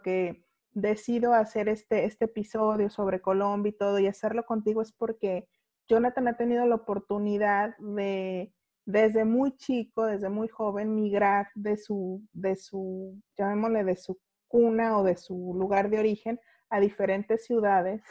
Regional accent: Guadalajara, Jalisco, Mexico; accent: cantadito de Guadalajara; now in Baja California, Mexico; soy de, Jalisco, de Guadalajara, Jalisco, que está, llamémosle, al centro de la República

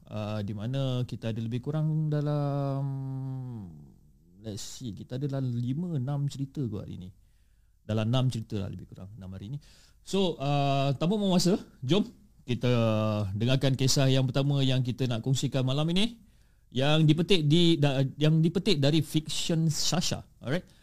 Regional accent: Kedah, Malaysia; now in Selangor, Malaysia; Jadi aku nak cakap yang aku ni orang Kedah yang menetap dekat Selangor.

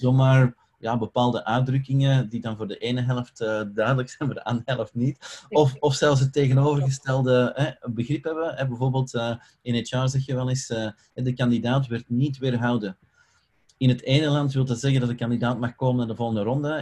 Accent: Belgium; ik ben Belg

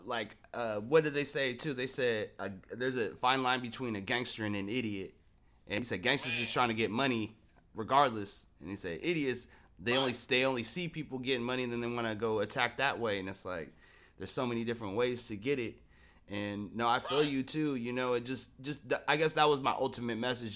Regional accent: Seattle, Washington, United States; I'm from Seattle, born and raised

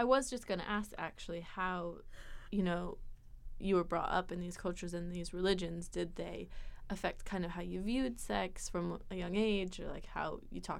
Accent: Hawaii, United States; I was raised in Hawaii, so I had that sort of culture around me. And then religion-wise, it was like very loosely Christian because my family kind of just let me believe whatever I wanted to.

